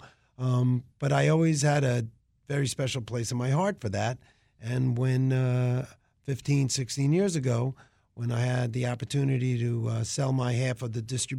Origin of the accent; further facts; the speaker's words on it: Long Island, New York, United States; moved away; I grew up on Long Island when it was in a transitional state from farms. Suburbs started encroaching on them. So there were farms actually around where I grew up, even though it was quote-unquote the suburbs.